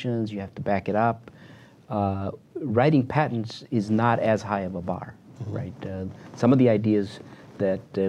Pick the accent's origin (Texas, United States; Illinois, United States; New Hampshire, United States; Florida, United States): Illinois, United States; Chicago; now in Bay Area, United States; I grew up in Chicago.